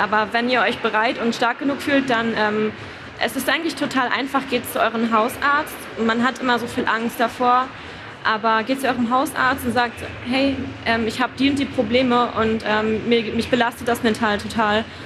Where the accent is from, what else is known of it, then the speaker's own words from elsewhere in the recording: Rostock, Mecklenburg-Vorpommern, Germany; Also ich komme aus Rostock, das ist in Mecklenburg-Vorpommern